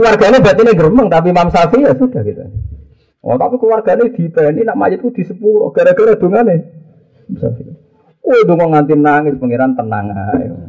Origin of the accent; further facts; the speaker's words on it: Java, Indonesia; aku wong Jawa